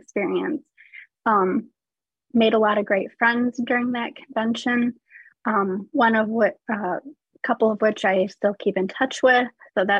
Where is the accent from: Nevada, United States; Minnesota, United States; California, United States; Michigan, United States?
Michigan, United States; Caledonia; I'm from Caledonia, Michigan, which is a little town outside of Grand Rapids, Michigan.